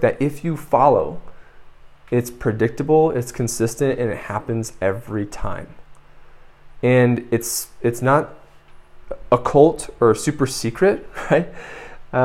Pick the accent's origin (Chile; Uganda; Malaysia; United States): United States; moved away as an adult; now in San Miguel de Allende, Mexico; I grew up in the United States